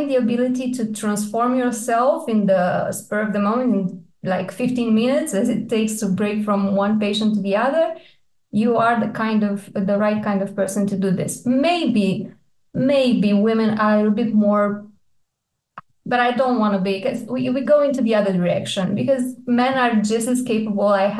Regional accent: Iași, Iași County, Romania; moved away as an adult; now in Bucharest, Romania; I did my med school in Iași. It's my hometown.

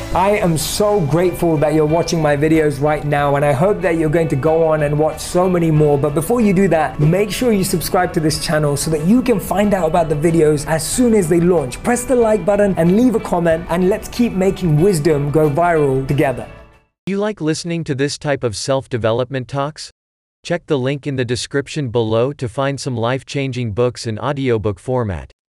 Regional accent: London, United Kingdom; Growing up in London

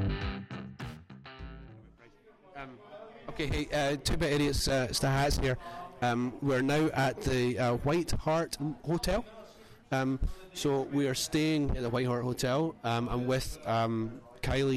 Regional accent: Scotland, United Kingdom; now in Australia; a Scottish guy

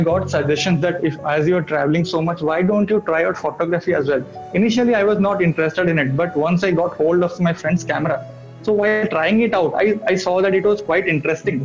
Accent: Odisha, India; moved away as an adult; now in Thiruvananthapuram, India; I'm from Odisha, but currently I'm working in Trivandrum of Kerala.

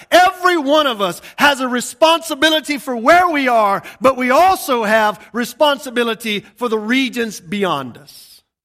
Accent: Georgia, United States; moved away; I'm from Georgia. I was living in a redneck paradise when I got saved.

